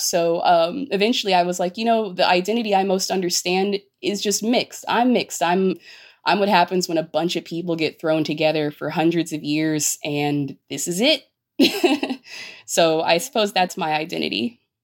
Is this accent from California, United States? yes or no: yes; Los Angeles, California, United States; I grew up in East LA in the early 90s.